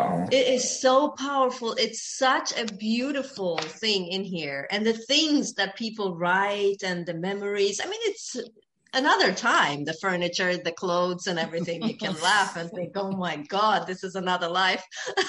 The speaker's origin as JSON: {"language": "English", "country": "Ethiopia", "said": "I am Ethiopian. I was born in Ethiopia."}